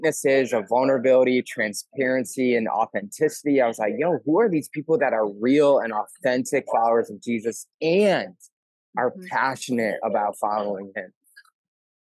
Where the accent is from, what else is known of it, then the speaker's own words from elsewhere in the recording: Milwaukee, Wisconsin, United States; I grew up in Milwaukee